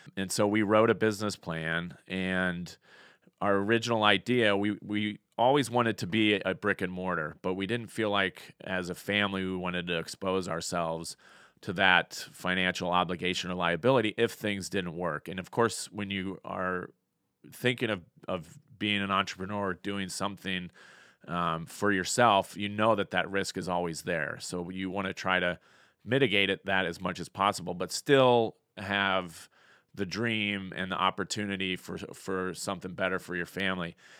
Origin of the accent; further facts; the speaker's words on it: Colorado, United States; moved away as an adult; also born or lived in Cincinnati / Denver, Colorado; now in Fort Payne, United States; I was born and raised in Colorado.